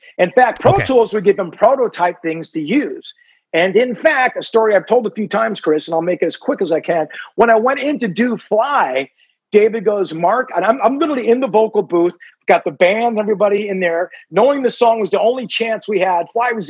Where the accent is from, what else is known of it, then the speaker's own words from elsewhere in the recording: Ireland; being the Irishman that I am